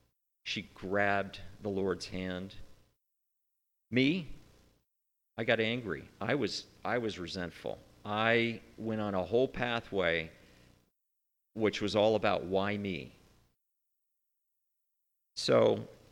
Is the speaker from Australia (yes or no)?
no; United States; as an American